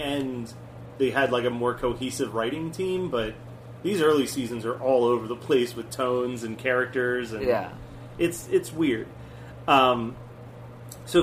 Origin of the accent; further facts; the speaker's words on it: Aston, Pennsylvania, United States; I'm from Aston, Pennsylvania